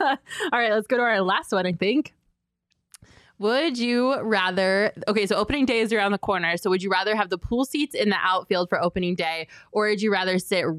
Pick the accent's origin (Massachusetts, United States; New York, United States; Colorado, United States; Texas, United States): Colorado, United States; I'm saving DNVR because I'm from Colorado, so DNVR gets to stay on the island.